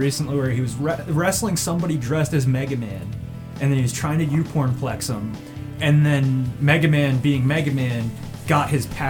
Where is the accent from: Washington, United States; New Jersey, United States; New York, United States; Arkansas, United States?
New York, United States; upstate; No, upstate New York.